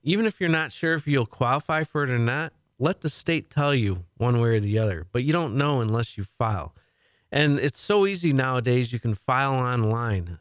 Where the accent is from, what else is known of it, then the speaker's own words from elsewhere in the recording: League City, Texas, United States; League City, my hometown